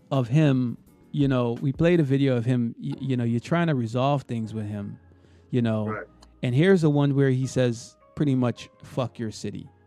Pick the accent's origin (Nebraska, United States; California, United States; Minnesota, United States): Minnesota, United States; Hey, listen, I'm from Minnesota.